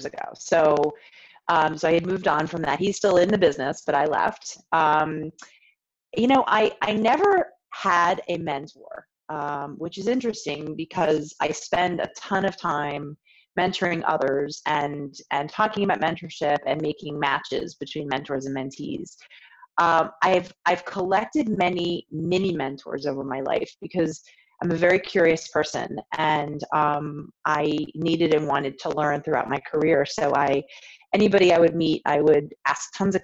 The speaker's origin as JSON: {"language": "English", "area": "suburban Washington, D.C.", "region": "Maryland", "country": "United States", "also_born_or_lived": "Chicago, Illinois / Florence, Italy", "moved": "as an adult", "lives_now": "Baltimore, United States", "said": "I am originally from the Washington, D.C. area, so suburban Washington in Maryland"}